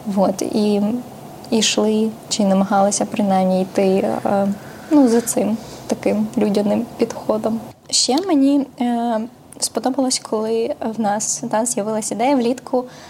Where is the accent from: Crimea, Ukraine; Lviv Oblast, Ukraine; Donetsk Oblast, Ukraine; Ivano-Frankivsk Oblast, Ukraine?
Donetsk Oblast, Ukraine; Mariupol; now in Kyiv, Ukraine; я з Маріуполя, бо моя сім'я з Маріуполя